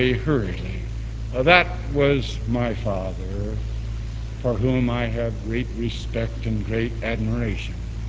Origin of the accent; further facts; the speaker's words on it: East St. Louis, Illinois, United States; also born or lived in Chicago; When I was a child, I moved from Chicago to East St. Louis